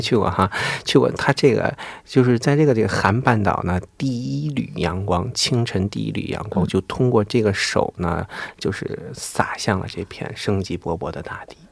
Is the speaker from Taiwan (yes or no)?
no; China; 我们中国人呢，其实对钢铁的也是，呃，也是在苦苦地追求这个钢铁